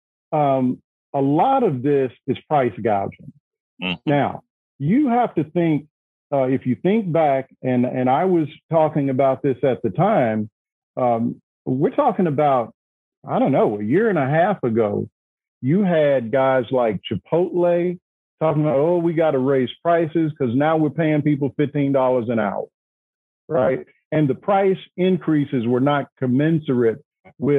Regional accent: Arkansas, United States; now in North Carolina, United States; my home state, Arkansas

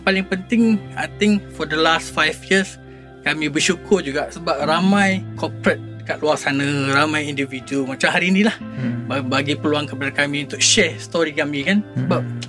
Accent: Malaysia; saya sebagai individu sebagai rakyat Malaysia

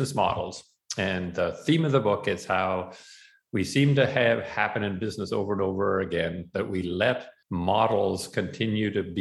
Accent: Canada; also born or lived in Boston, Massachusetts; my home country, yours as well, Canada

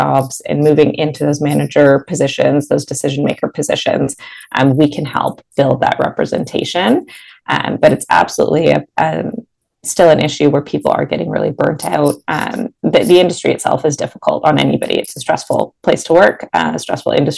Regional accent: Mississauga, Ontario, Canada; also born or lived in Toronto; I've lived in the city, but I'm based in Mississauga, born and raised in Mississauga

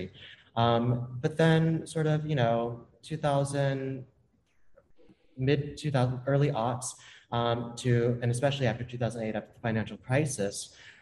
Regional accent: Tallahassee, Florida, United States; I grew up in Tallahassee, Florida

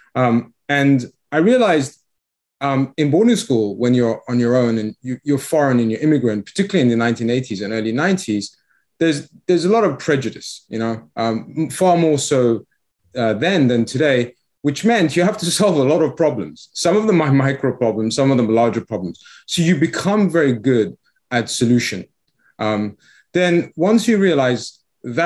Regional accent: England, United Kingdom; accent: English; moved away as an adult; also born or lived in Iran; now in Florida, United States; we came to the UK

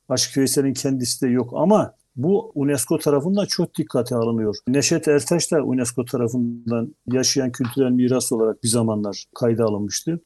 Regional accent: Black Sea Region, Turkey

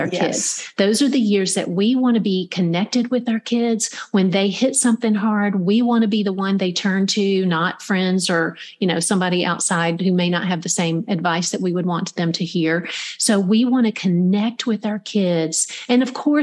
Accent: Middle Georgia, United States; I grew up in Middle Georgia

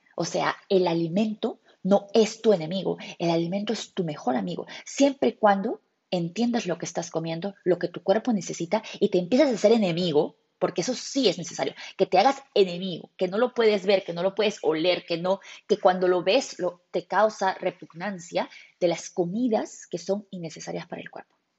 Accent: Peru; nosotros como peruanos en mi cultura tenemos

